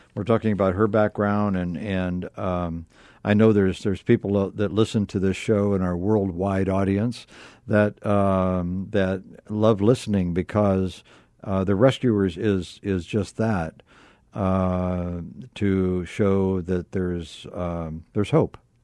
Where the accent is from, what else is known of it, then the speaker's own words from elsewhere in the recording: Akron, Ohio, United States; I was born in Akron, Ohio.